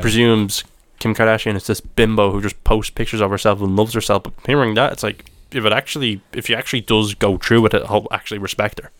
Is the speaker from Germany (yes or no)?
no; Ireland; my perspective of it as an Irishman